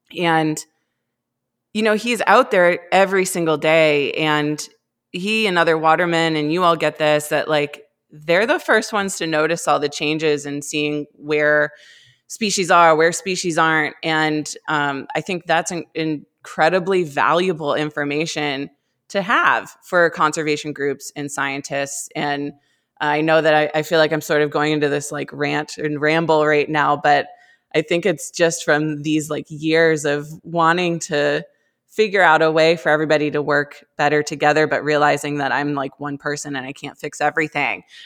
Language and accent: English; Cumberland, Maine, United States; I grew up in Cumberland